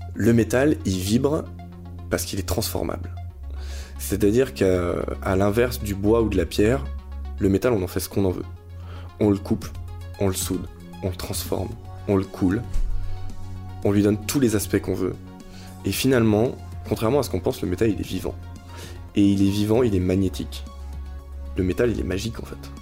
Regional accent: Nantes, Pays de la Loire, France; moved away as an adult; also born or lived in Reims / Paris; je suis nantais à l'origine

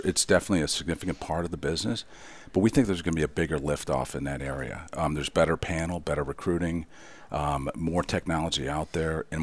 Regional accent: Detroit, Michigan, United States; I'm from Detroit, so cars are dear to me

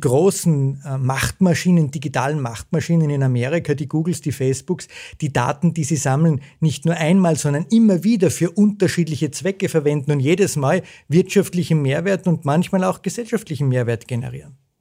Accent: Zell am See, Salzburg, Austria; Ich bin groß geworden in Zell am See äh, in den 70er und 80er Jahren

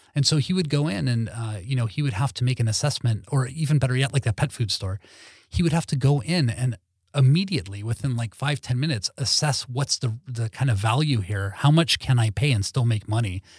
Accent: Los Angeles, California, United States; moved away as an adult; now in Sweden; growing up in Lo-, Los Angeles

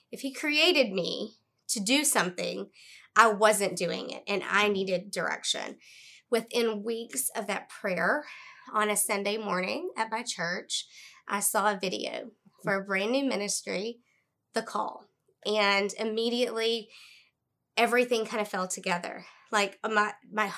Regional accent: Central Arkansas, United States; I was born and raised in Central Arkansas

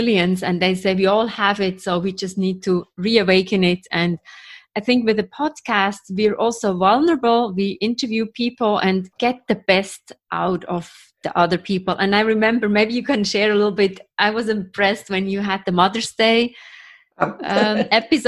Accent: Switzerland; now in New York, United States; I'm from Switzerland, from Europe, living in New York.

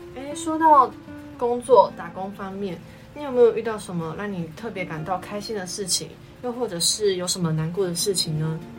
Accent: New Taipei, Taiwan; 我来自于新北市的树林区

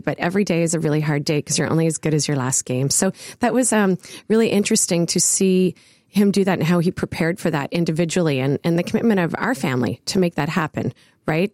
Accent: Ottawa, Ontario, Canada; I grew up in the West End of Ottawa

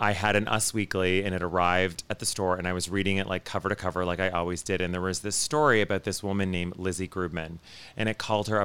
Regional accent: Ottawa, Ontario, Canada; moved away as an adult; also born or lived in Kingston, Canada; I grew up in Ottawa, Canada, which is the nation's capital

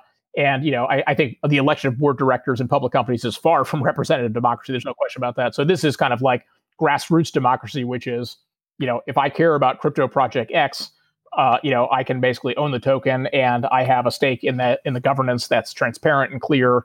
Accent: Houston, Texas, United States; I grew up in Houston, Texas.

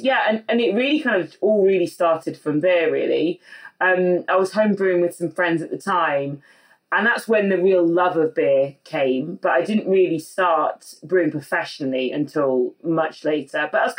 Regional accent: Nottingham, East Midlands, United Kingdom; also born or lived in East London; now in London, United Kingdom; I'm from Nottingham

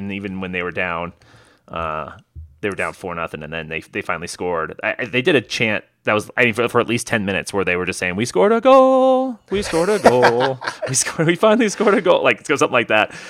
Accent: Las Vegas, Nevada, United States; Anytime we say Las Vegas, everyone's pumped by that, right?

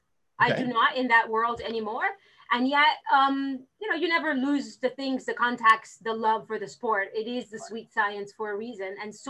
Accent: Miami, Florida, United States; So I am from Miami. I'm originally from Miami. I'm one of the 8 people left here in Miami that stayed and never went anywhere else.

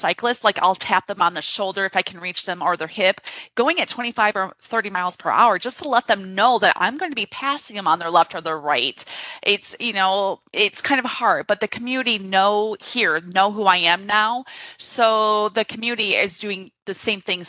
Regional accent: Corpus Christi, Texas, United States; I grew up in Corpus Christi, Texas

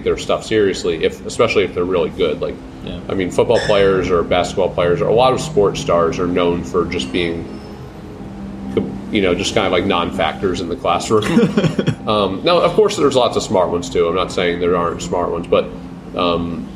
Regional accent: United States; as an American

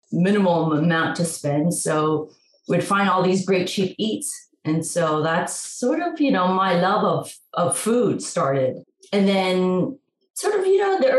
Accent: Toronto, Ontario, Canada; moved away; also born or lived in New York City, United States; I am originally from Toronto and I got to New York in the late 80s

